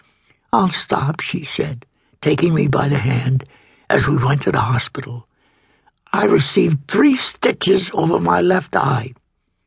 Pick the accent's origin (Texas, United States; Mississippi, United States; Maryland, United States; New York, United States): New York, United States; New York City; I was born in Brooklyn on December 7th, 1915